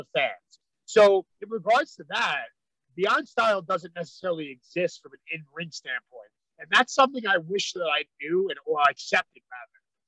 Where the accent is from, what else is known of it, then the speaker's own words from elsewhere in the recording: New York City, New York, United States; So I'm from Brooklyn. So Brooklyn, I'm born and raised in Brooklyn